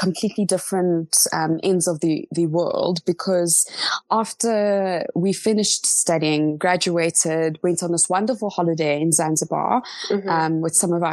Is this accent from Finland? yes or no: no; Johannesburg, Gauteng, South Africa; also born or lived in Cape Town; I came back to Joburg, my hometown